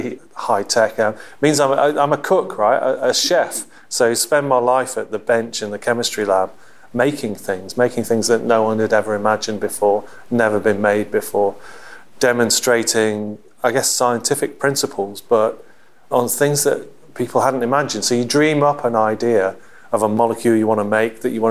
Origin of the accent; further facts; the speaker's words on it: West Midlands, United Kingdom; also born or lived in Liverpool; I was born in Liverpool, moved to the Midlands just outside Stratford-on-Avon when I went to school.